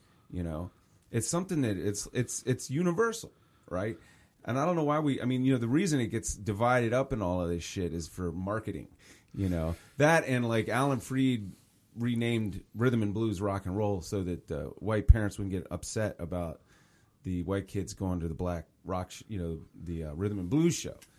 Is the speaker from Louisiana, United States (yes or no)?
no; Richmond, Virginia, United States; I grew up in Richmond. I grew up over here in Churchill